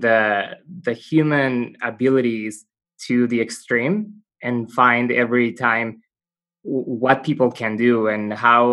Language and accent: English; Mexico; moved away as an adult; also born or lived in Canada / Belgium; I was born in Mexico